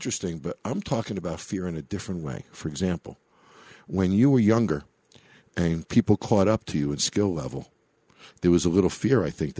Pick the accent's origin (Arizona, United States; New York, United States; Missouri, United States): New York, United States; also born or lived in Chicago / Florida; now in Las Vegas, United States; I grew up in New York. I was a Rangers fan, but I lived in Chicago for many years